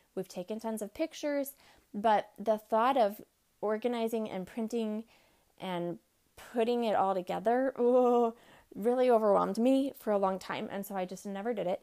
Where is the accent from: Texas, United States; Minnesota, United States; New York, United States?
Texas, United States; now in Midwest, United States; I grew up in Texas where we had like one or two months of winter